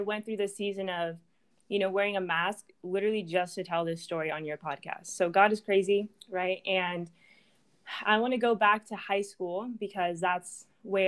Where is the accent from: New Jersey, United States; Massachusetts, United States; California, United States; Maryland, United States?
California, United States; Orange County; moved away as an adult; now in Dallas, United States; I grew up in Orange County